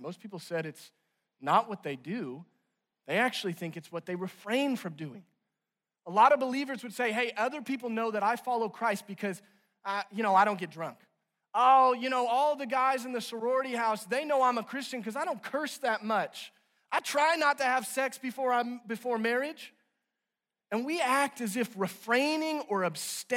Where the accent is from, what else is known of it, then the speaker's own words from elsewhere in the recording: Branson, Missouri, United States; now in Northwest Arkansas, United States; I'm originally from Branson, Missouri